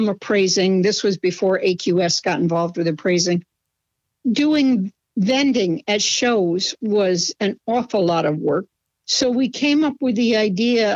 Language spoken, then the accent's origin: English; Schenectady, New York, United States; I was born in Schenectady, New York, and I still live relatively close